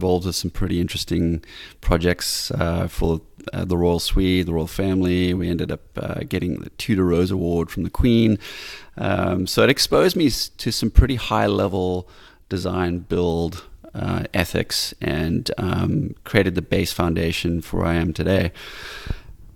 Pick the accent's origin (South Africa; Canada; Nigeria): South Africa; also born or lived in Highveld, South Africa / Cape Town, South Africa / Bay Area, California; now in California, United States; Having grown up in South Africa, which I feel very honored and it's a gift to having grown up in a place that was surrounded by wildlife, amazing plants.